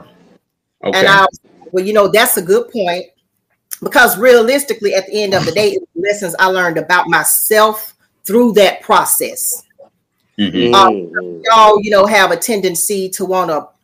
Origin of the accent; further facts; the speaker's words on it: Birmingham, Alabama, United States; now in Talladega, United States; born and raised in Birmingham, Alabama